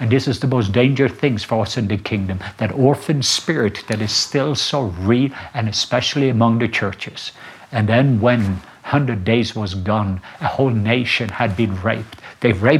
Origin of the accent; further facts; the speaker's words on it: Rwanda; English is a second language; I came from Rwanda and I saw the miracle key of forgiveness, what it can do.